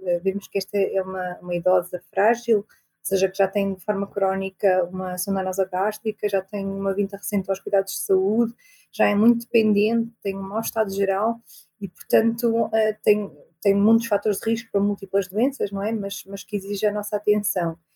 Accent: Viseu, Portugal; also born or lived in Coimbra; estudei em Coimbra sou de Viseu e é onde também estou a trabalhar agora

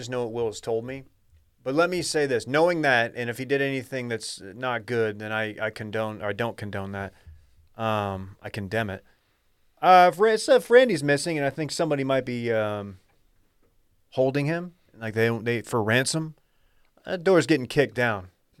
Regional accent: Texas, United States; I'm from Texas, man, chili.

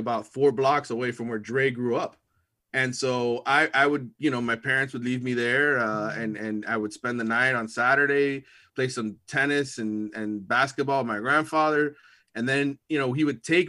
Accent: Miami, Florida, United States; I grew up in West Kendall

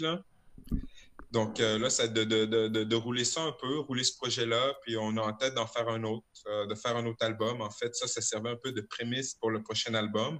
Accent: Quebec City, Quebec, Canada; je suis né à Limoilou, Québec

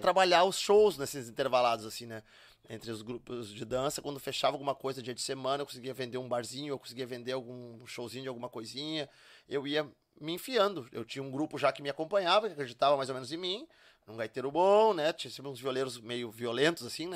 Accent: Charqueadas, Rio Grande do Sul, Brazil; also born or lived in Porto Alegre; eu nasci em Porto Alegre e, e, terminei de me criar lá em Charqueadas, que é onde a família toda mora

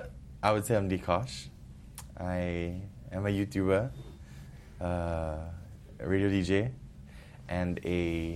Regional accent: Cebu, Central Visayas, Philippines; accent: Filipino; moved away as an adult; now in Singapore; So, I grew up in the Philippines all 21 years of my life. Uh-huh. So, I grew up in this island called Cebu because my parents moved there to work. Okay, so both my parents are Singaporean.

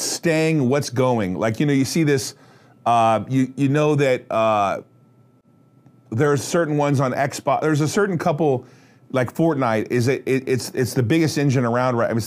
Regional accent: United States; I'm an American financier

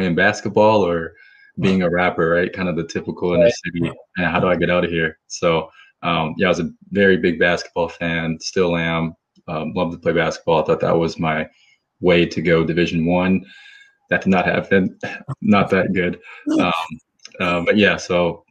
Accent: St. Paul, Minnesota, United States; moved away as an adult; also born or lived in Tulsa, Oklahoma; I grew up in St. Paul, Minnesota

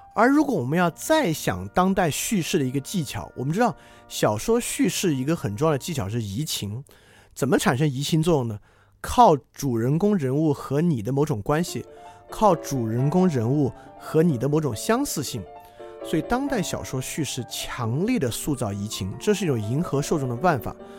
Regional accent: China; 我们同属的这个中国人群体

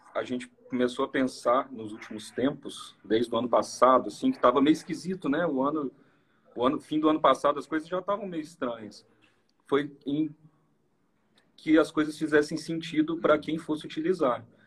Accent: Minas Gerais, Brazil; a gente é mineiro mesmo

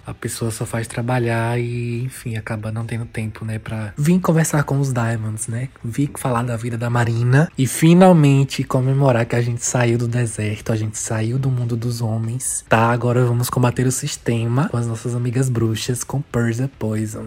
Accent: Brazil; como um bom brasileiro

